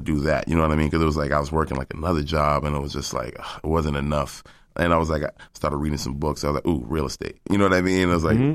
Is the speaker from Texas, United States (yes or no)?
no; Cambridge, Massachusetts, United States; I'm from Cambridge. I'm from the Port neighborhood of Cambridge.